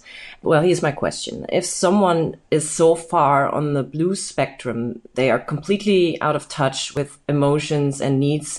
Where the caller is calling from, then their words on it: Berlin, Germany; I'm listening in from Berlin, Germany, and find them very insightful.